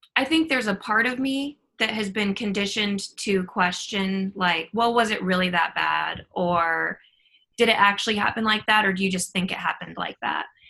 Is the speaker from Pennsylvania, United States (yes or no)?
no; North Platte, Nebraska, United States; moved away; I was raised in North Platte, which is a community of about 25,000 people.